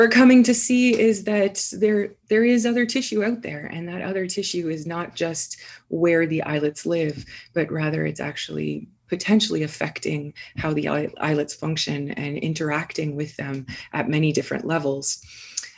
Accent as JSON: {"language": "English", "country": "Canada", "also_born_or_lived": "Guelph, Canada / Toronto, Canada / Vancouver, Canada", "moved": "as an adult", "lives_now": "Indianapolis, United States", "said": "I'm from Canada originally"}